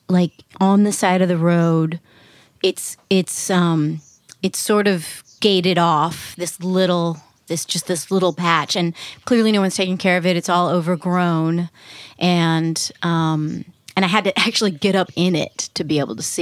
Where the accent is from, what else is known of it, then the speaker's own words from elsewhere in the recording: Virginia, United States; now in New York, United States; it is the Tidewater Peninsula. Is where cool is where I'm sort of from. At this point, I'm more from New York, but but yeah.